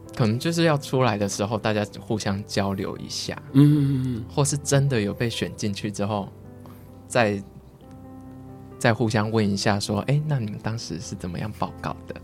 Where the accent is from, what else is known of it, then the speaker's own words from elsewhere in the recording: Kaohsiung, Taiwan; 我是高雄人